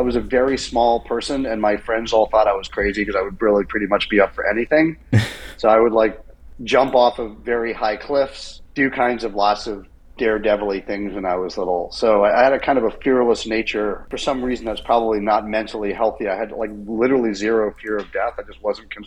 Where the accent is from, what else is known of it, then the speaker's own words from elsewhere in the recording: England, United Kingdom; now in United States; I was born in England and I had a British passport, and I was living in America by then